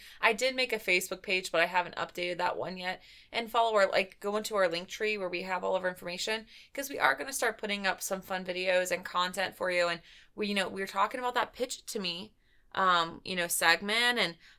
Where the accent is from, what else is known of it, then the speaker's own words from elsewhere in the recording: Ohio, United States; that was an interesting one, and we're from Ohio, so I feel like we should talk about it.